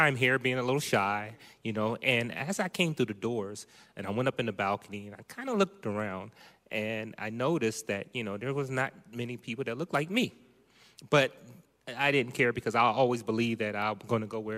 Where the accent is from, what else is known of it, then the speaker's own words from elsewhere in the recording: Ohio, United States; now in Manteca, United States; That's correct. I'm from Ohio.